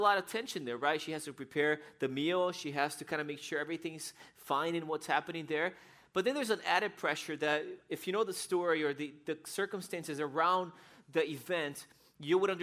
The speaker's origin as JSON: {"language": "English", "region": "São Paulo", "country": "Brazil", "tie": "born or raised there", "moved": "yes", "said": "I was 8 years old, and I grew up in Brazil. And in Brazil, we lived in the city in São Paulo"}